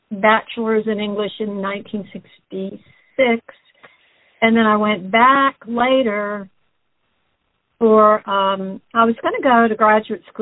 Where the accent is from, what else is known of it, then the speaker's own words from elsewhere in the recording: Baton Rouge, Louisiana, United States; also born or lived in New Orleans; I am. I'm from Baton Rouge.